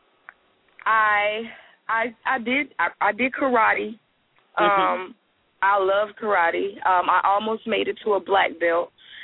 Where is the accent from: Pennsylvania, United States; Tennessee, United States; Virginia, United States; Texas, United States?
Virginia, United States; Suffolk; I'm from Virginia